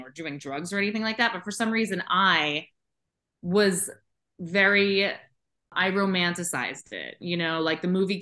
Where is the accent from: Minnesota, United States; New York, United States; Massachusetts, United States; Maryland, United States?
New York, United States; New York City; I was born in Manhattan in 1982, and I grew up on 24th Street and 8th Avenue in Chelsea